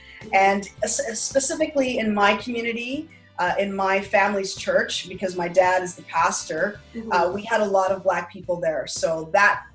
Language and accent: English; Regina, Saskatchewan, Canada; I grew up in Regina, Saskatchewan in the church